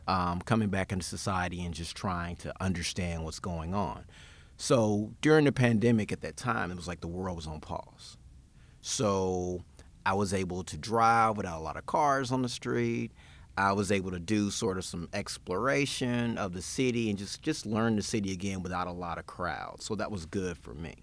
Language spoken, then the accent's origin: English; Memphis, Tennessee, United States; also born or lived in Knoxville, Tennessee / Nashville; born and bred in Memphis